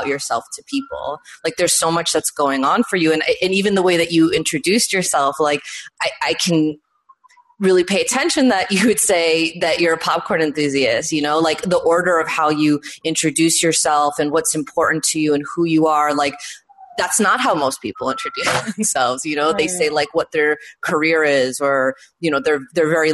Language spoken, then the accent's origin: English; New York, United States; I grew up in New York